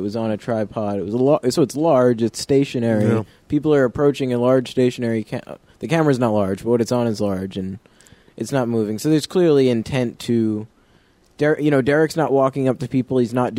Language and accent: English; Concord, New Hampshire, United States; now in Keene, United States; I'm from Concord, and I'd say it's a much more peaceful environment as far as like social discourse goes.